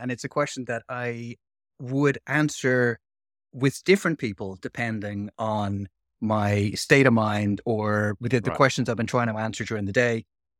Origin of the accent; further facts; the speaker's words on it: Dublin, Leinster, Ireland; being someone who was like born and raised in Dublin, hadn't had a huge amount of experience of living and breathing with other people